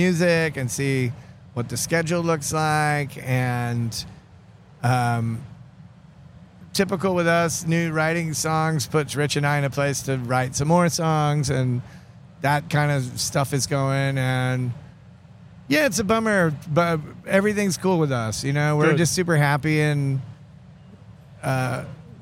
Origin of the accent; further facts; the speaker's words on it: Atlanta, Georgia, United States; kids in the late 70s and growing up in Atlanta